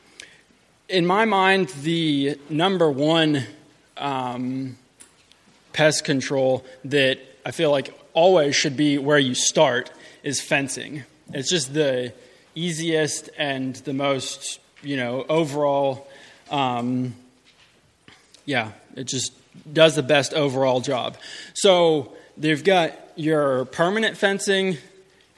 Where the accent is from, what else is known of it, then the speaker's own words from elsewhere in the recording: Middle Tennessee, United States; I'm from Middle Tennessee. We have a farm there